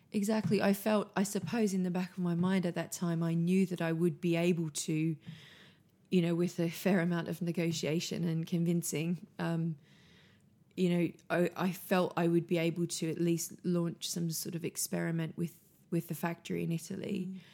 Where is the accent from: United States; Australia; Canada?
Australia; moved away as an adult; now in London, United Kingdom; I grew up on a farm, um, in, in rural Australia, um, a wool farm, actually.